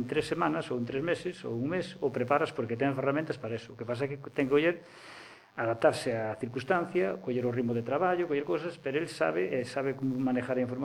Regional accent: Pontevedra, Galicia, Spain; eu son de Pontevedra

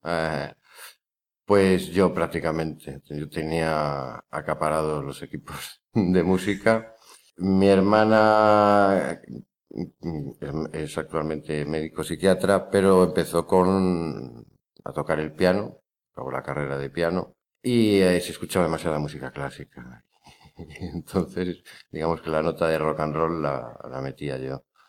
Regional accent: León, Castile and León, Spain; moved away as an adult; now in Pontevedra, Spain; soy de León

